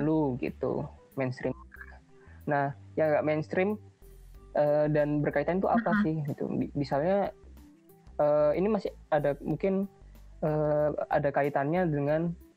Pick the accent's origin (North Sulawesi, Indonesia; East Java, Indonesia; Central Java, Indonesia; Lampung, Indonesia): East Java, Indonesia; Malang; moved away; aku kan ini asalnya dari Malang